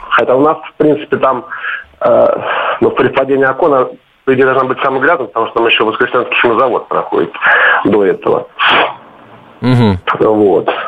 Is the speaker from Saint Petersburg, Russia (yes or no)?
no; Kolomna, Moscow Oblast, Russia; Добрый день, я вот сам из Коломны у нас там Москва-река впадает в Аку.